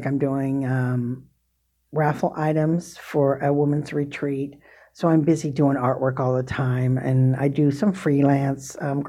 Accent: Des Moines, Iowa, United States; born or raised there; moved away as an adult; also born or lived in South Dakota

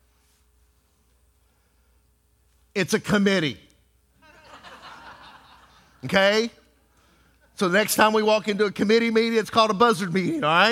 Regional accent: Texas, United States; I was from Texas

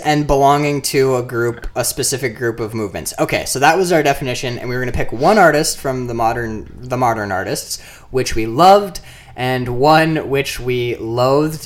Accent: Marquette, Michigan, United States; I'm from Marquette, Upper Michigan.

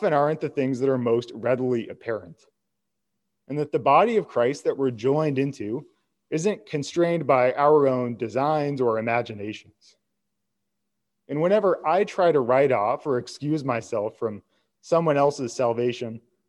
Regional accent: United States; I'm an American

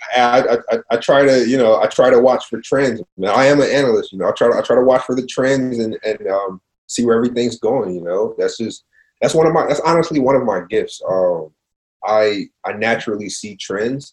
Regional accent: Cincinnati, Ohio, United States; I'm from Cincinnati

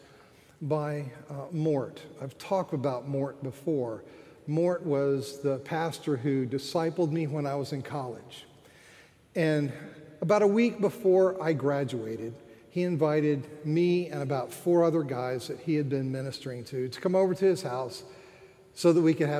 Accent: Florida, United States; moved away as an adult; also born or lived in Philadelphia; I'm from Florida

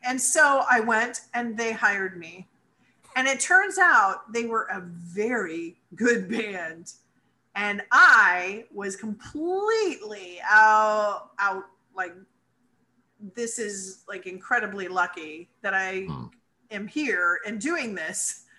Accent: New Rochelle, New York, United States; born there; I was born in New Rochelle, New York.

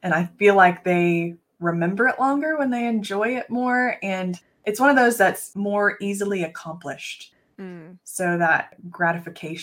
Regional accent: Texas, United States; the Food Truck Championship of Texas, which happens to be in my hometown.

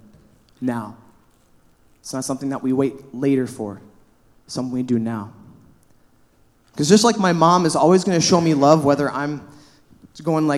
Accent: La Crosse, Wisconsin, United States; moved away as an adult; also born or lived in Milwaukee, Wisconsin; now in Superior, United States; Wisconsin's my home, all right? I'm from La Crosse, Wisconsin.

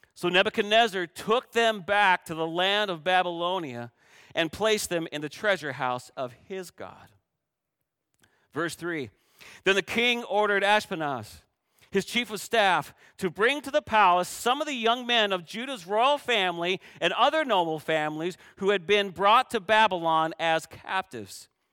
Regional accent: Canada; moved away; I grew up playing volleyball in Canada

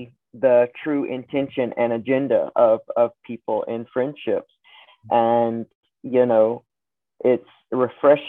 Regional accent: Southern Alabama, United States; I grew up also in the Deep South. So I was in Southern Alabama, small town, growing up

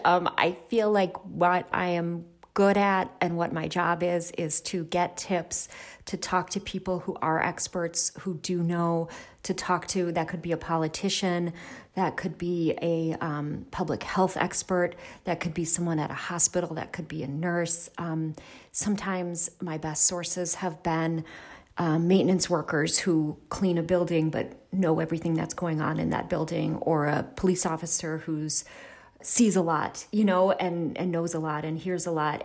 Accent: Milwaukee, Wisconsin, United States; moved away as an adult; I grew up in Milwaukee. My parents were, um, M P S teachers

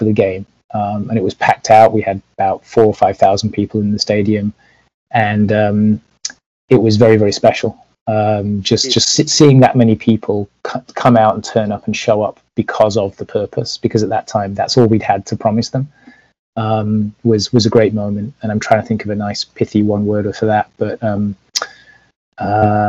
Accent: Leeds, Yorkshire and the Humber, United Kingdom; now in United States; I grew up in Leeds

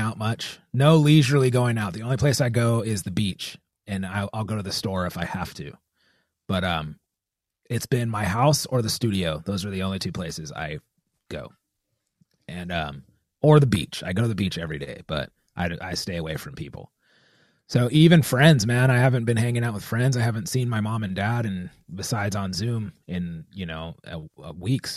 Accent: United States; Our country, like, being American

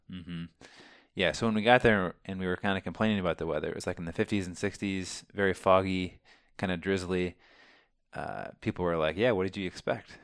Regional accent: Champaign, Illinois, United States; We are twin brothers from Champaign, Illinois

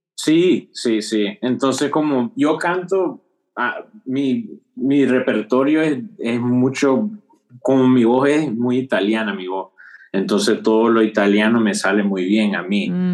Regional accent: Bay Area, California, United States; first language Spanish; moved away as an adult; also born or lived in Fremont, California; now in Houston, United States; soy originalmente de California, de la área bahía

